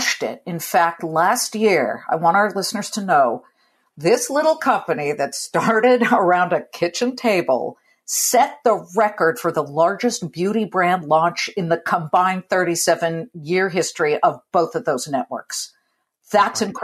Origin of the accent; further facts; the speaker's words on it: California, United States; I'm a Californian